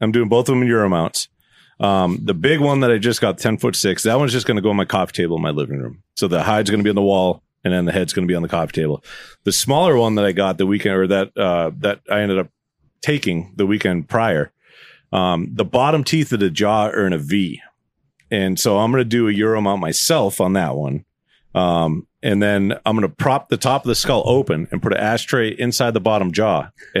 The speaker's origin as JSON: {"language": "English", "region": "Texas", "country": "United States", "said": "I'm like, I'm from Texas."}